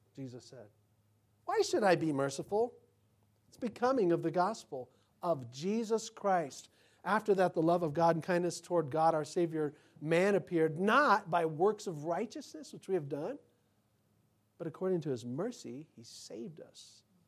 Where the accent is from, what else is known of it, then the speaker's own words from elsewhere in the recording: United States; me as an American